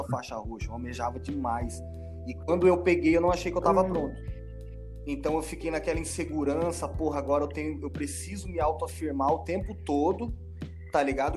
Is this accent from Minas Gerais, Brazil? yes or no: no; Campo Grande, Mato Grosso do Sul, Brazil; moved away as an adult; now in Florianópolis, Brazil; sou de Campo Grande, Mato Grosso do Sul, treinei lá na Aliança